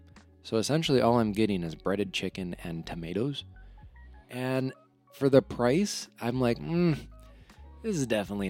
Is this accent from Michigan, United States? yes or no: no; Wisconsin, United States; moved away as an adult; also born or lived in Arizona; now in Georgia, United States; So I'm originally from Wisconsin. In 2019, I got a job at Ping, the golf company in Arizona. So I moved to Arizona. And then in 2020, November, I bought my house here in Georgia.